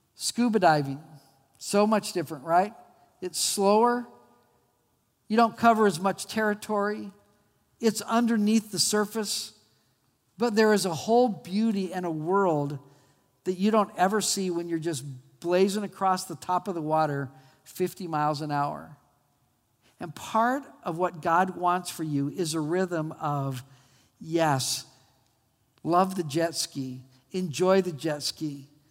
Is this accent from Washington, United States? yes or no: no; Albuquerque, New Mexico, United States; When I was a kid, I grew up in Albuquerque, New Mexico